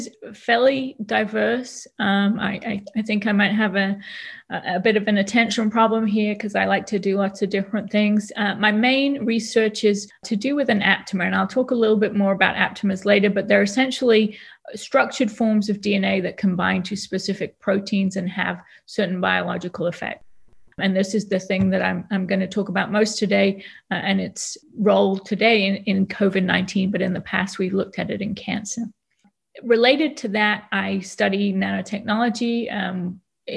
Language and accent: English; Nantwich, North West England, United Kingdom; accent: British; moved away as an adult; also born or lived in Oxford / London; now in Louisville, United States; As you can probably hear, I have an accent a little bit. And so I'm British. I was born in a town called Nantwich, which is in the northwest of England